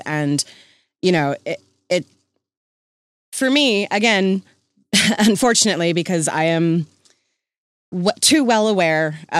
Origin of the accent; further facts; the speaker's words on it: United States; also born or lived in Canada; I'm an American.